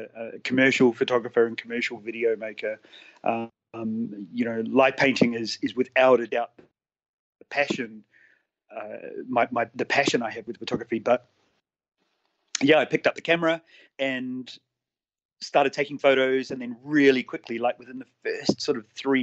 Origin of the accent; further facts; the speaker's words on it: Auckland, New Zealand; moved away as an adult; now in Adelaide, Australia; I'm originally from New Zealand, so I grew up in Auckland. I moved to Australia 10 years ago